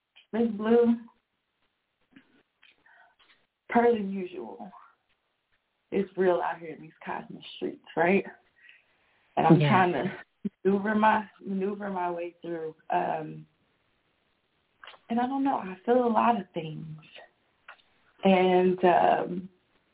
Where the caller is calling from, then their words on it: Texas, United States; I'm calling from Texas